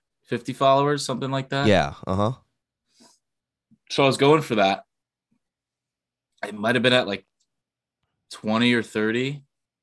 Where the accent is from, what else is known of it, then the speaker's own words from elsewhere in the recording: New Jersey, United States; Jersey, East